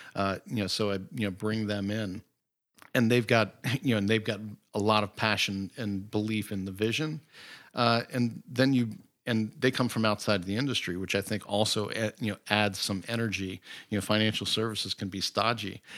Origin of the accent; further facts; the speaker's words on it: Great Falls, Virginia, United States; also born or lived in Jersey City, New Jersey; I grew up in Great Falls, Virginia